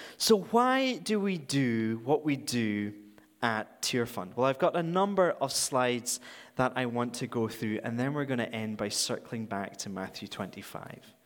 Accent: Scotland, United Kingdom; moved away as an adult; now in Vancouver, Canada; I'm from, if you haven't already detected, I'm from Scotland

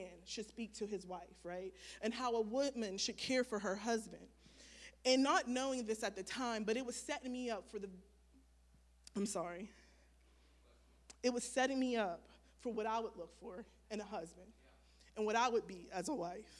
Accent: Wellsburg, West Virginia, United States; I was raised in Wellsburg, West Virginia by both of my parents

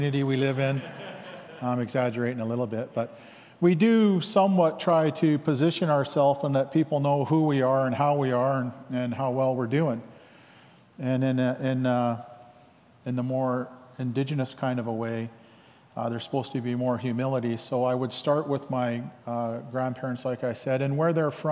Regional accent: Langley, British Columbia, Canada; also born or lived in Lik'amel (Lakahahmen), British Columbia; from Langley

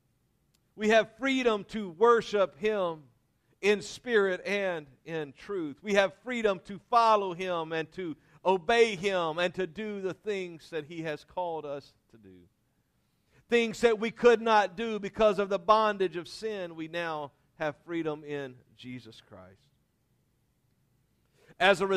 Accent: Louisiana, United States; I was raised in Louisiana

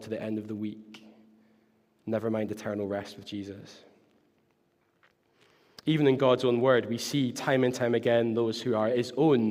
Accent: Glasgow, Scotland, United Kingdom; I was from Glasgow

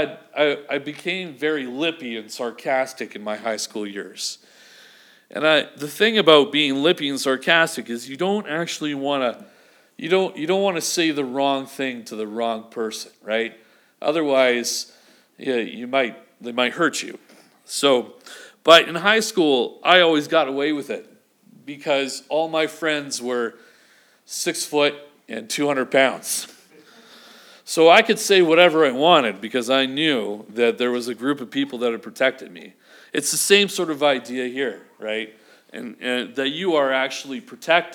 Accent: Vancouver, British Columbia, Canada; moved away; growing up in Vancouver

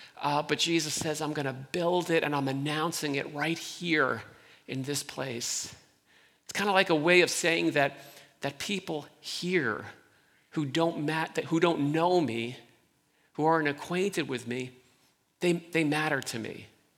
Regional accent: New York, United States; also born or lived in central Pennsylvania; I grew up here right in New York

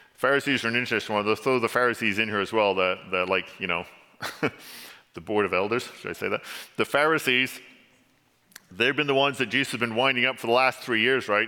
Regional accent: England, United Kingdom; now in Canada; my accent gives me away because there's a few words I can't say because I was originally born in England, and y'all have an accent. English people don't have accents, so I've gained an accent coming to Canada

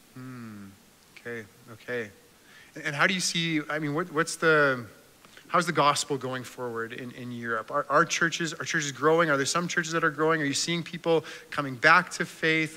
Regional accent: Canada; as a Canadian

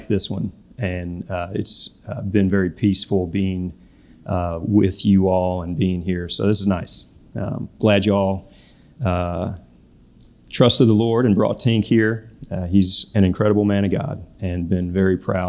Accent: Phoenix, Arizona, United States; also born or lived in Louisville, Kentucky; I spent most of my childhood in Phoenix, Arizona.

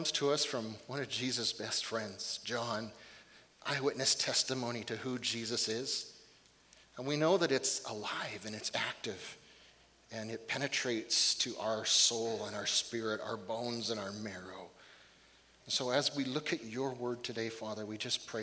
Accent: Fort St. James, British Columbia, Canada; moved away; I think I left a little piece of my heart on top of Mount Pope, my hometown

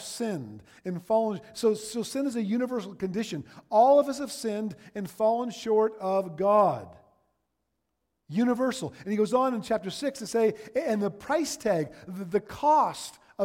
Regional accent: Ontario, Canada; now in Alberta, Canada; I'm from Ontario

